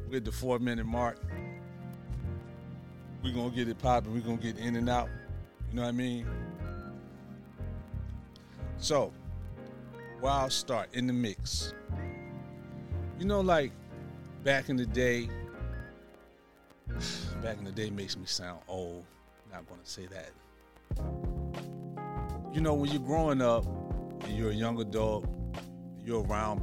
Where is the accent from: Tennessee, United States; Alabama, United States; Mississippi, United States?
Alabama, United States; Tuscaloosa; accent: southern